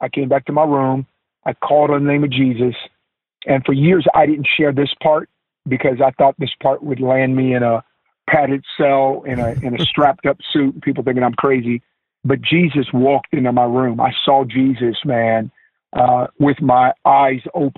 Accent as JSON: {"language": "English", "town": "Oakland", "region": "California", "country": "United States", "tie": "born or raised there", "also_born_or_lived": "Stockton, California", "said": "in the Bay Area, growing up in Oakland"}